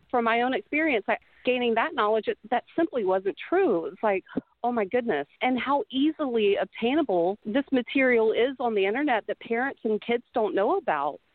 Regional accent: Mississippi, United States; I am from Mississippi

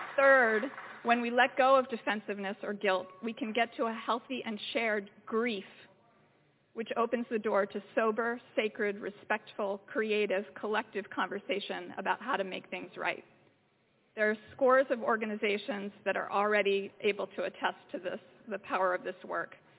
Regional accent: Philadelphia, Pennsylvania, United States; I grew up in Philadelphia, six blocks from Independence Hall and the Liberty Bell.

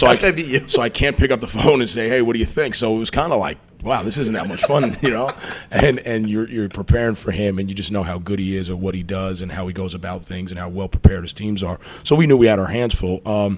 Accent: New York, United States; Like, you know, I'm coming from New York.

